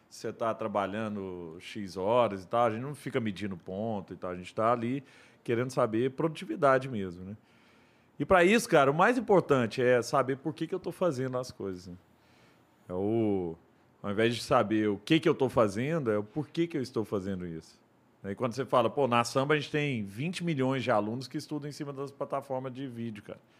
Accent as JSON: {"language": "Portuguese", "town": "Araguari", "region": "Minas Gerais", "country": "Brazil", "said": "E, e, você pensa o seguinte, pô, o, eu sou de Araguari."}